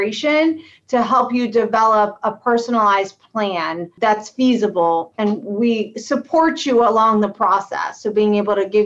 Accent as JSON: {"language": "English", "town": "Akron", "region": "Ohio", "country": "United States", "moved": "as an adult", "lives_now": "Cleveland, United States", "said": "I am from Akron, Ohio, and I went to school at the University of Akron"}